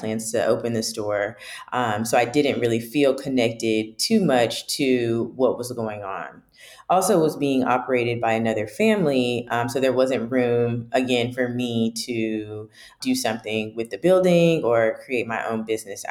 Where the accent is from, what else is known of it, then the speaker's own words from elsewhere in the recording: Raleigh, North Carolina, United States; Home is Raleigh, North Carolina, but more specifically, Southeast Raleigh. I lived in the Southeast Raleigh area until about middle school, but I've attended all of my schooling, elementary, middle, and high school